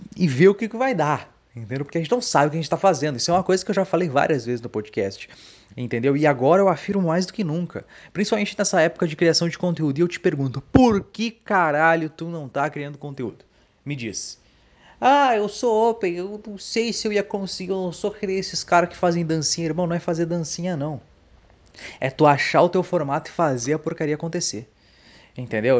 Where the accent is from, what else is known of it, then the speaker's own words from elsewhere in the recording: Dom Pedrito, Rio Grande do Sul, Brazil; also born or lived in Santa Maria / Canoas; a minha cidade natal